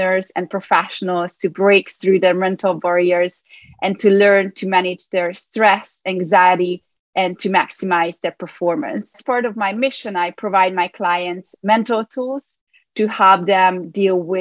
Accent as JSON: {"language": "English", "region": "Budapest", "country": "Hungary", "tie": "born or raised there", "moved": "as an adult", "lives_now": "New York City, United States", "said": "I was born in Budapest, Hungary, where I obtained a degree in psychology"}